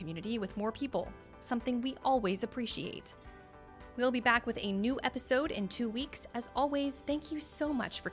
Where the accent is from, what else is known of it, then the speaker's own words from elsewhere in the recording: Pittsburgh, Pennsylvania, United States; now in New Orleans, United States; I'm from Pittsburgh originally